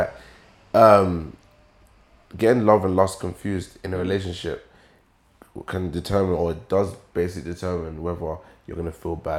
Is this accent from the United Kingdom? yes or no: yes; Essex, East of England, United Kingdom; I grew up in Essex.